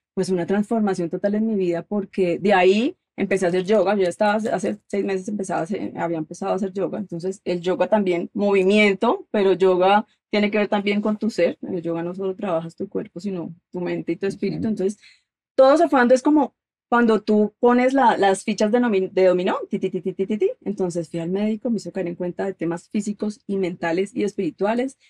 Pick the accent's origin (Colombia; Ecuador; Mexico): Colombia; now in United States; soy colombiana